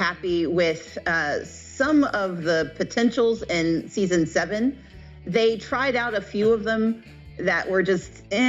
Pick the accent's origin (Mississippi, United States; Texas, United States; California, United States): Mississippi, United States; now in Georgia, United States; I'm the second of six kids, and we grew up in Mississippi where we were, you know, relatively poor.